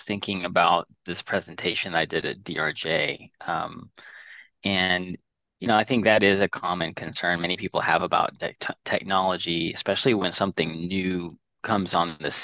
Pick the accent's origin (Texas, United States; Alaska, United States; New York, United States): Texas, United States; Dallas; also born or lived in Indiana; I'm Dallas, Texas. I was born in Indiana, of all places, but moved here when I was three